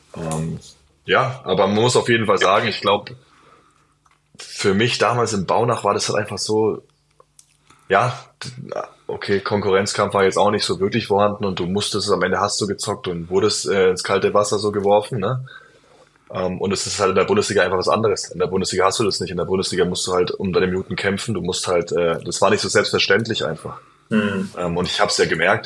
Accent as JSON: {"language": "German", "town": "Bayreuth", "region": "Bavaria", "country": "Germany", "tie": "born or raised there", "also_born_or_lived": "Bamberg / Würzburg", "moved": "yes", "lives_now": "Bonn, Germany", "said": "ich komme aus Bayreuth"}